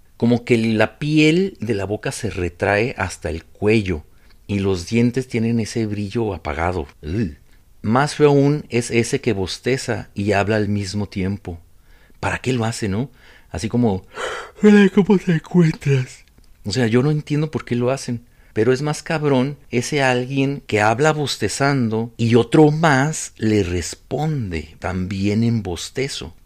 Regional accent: Ciudad Juárez, Chihuahua, Mexico; soy de Juárez

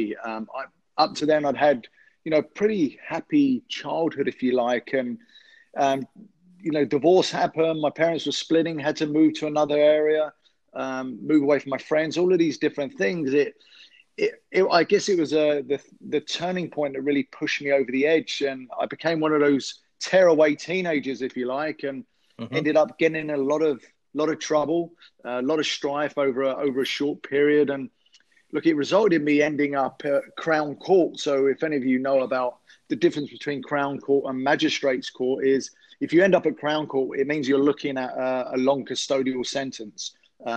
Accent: London, United Kingdom; I'm from London, England. I grew up in an area of West London, Ealing

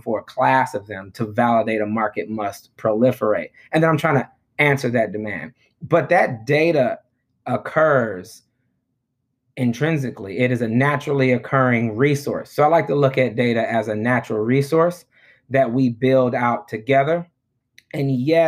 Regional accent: Detroit, Michigan, United States; moved away; also born or lived in Johannesburg, South Africa; my own neighborhood that I grew up in Detroit

